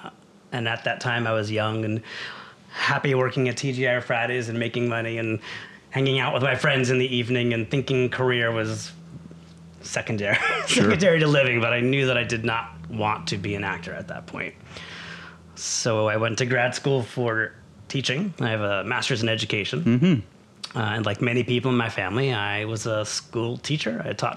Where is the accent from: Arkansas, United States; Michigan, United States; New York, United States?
New York, United States; New York City; moved away as an adult; also born or lived in Syracuse; now in Los Angeles, United States; I come from New York. Okay. From Brooklyn.